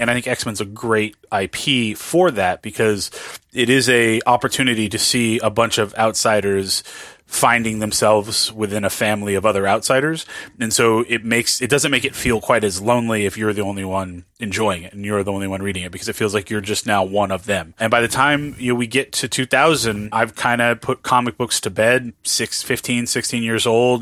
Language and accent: English; Southern California, United States; also born or lived in New Orleans, Louisiana; I was born in New Orleans, but I was raised in, in Southern California.